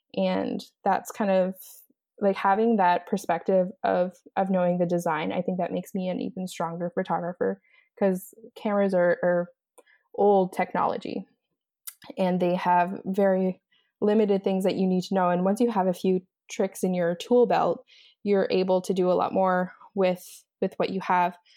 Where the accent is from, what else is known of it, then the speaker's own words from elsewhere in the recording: East Coast, Atlantic Canada, Canada; moved away as an adult; also born or lived in Los Angeles, United States; now in Montreal, Canada; so I'm originally from East Coast, Canada, and I'm currently living in Montreal.